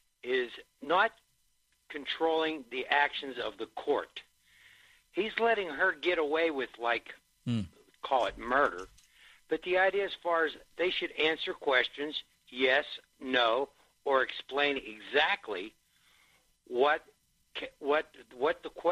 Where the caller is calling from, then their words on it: Pittsburgh, Pennsylvania, United States; calling from Pittsburgh.